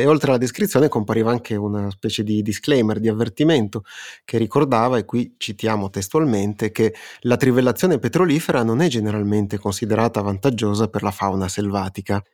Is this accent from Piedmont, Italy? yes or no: yes; Turin, Piedmont, Italy; una piccola questione personale che da torinesi sentiamo molto